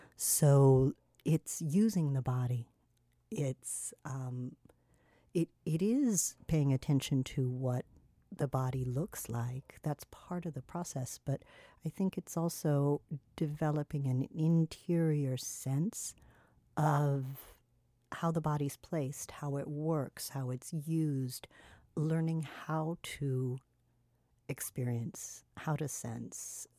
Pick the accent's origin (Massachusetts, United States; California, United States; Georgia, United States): California, United States; now in Miami, United States; the femme aesthetics that I grew up with in California